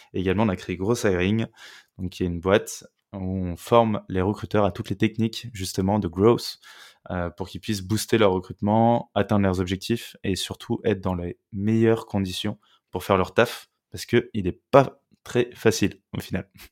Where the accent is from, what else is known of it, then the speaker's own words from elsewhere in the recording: Meudon, Île-de-France, France; also born or lived in Sèvres; Je viens de Meudon, tu vois, une petite banlieue parisienne